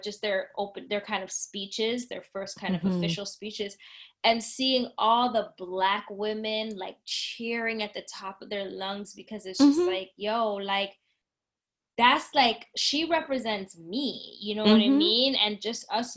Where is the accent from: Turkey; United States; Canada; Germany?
Canada